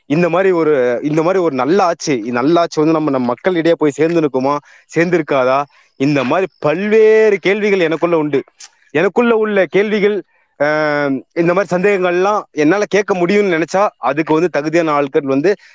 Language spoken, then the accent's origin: Tamil; Tamil Nadu, India; நான் தமிழ்நாட்டில் தான் பிறந்தேன் தமிழ்நாட்டில் தான் வளர்ந்தேன்